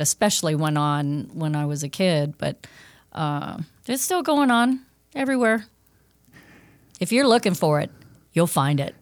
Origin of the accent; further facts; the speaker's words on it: Los Angeles, California, United States; also born or lived in Fairfield, Connecticut; moved me out west, uh, for career reasons, um, to Los Angeles